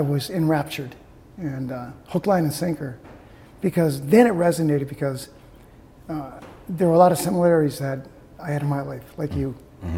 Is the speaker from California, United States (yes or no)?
no; Appleton, Wisconsin, United States; also born or lived in Lansing, Michigan / Traverse City, Michigan; I grew up in Appleton